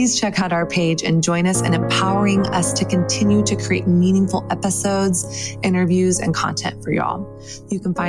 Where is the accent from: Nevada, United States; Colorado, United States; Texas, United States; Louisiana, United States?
Texas, United States; I am from Texas.